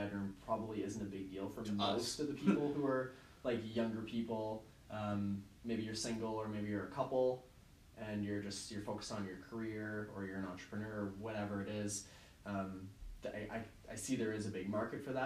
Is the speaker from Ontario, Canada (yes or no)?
yes; Waterloo, Ontario, Canada; We grew up on Moore Ave in between Bridgeport and Herb